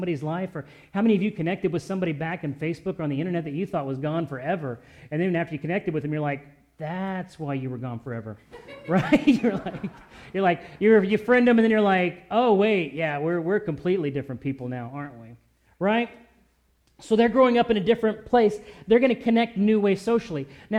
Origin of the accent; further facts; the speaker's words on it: Louisville, Kentucky, United States; moved away as an adult; also born or lived in Great Lakes / Orlando / San Diego / Virginia Beach; I grew up in Louisville, but I was in the Navy, so I lived in Great Lakes. I lived in Orlando. I lived in San Diego. I lived in Virginia Beach, where I met Kristen. Then we moved out to Springfield.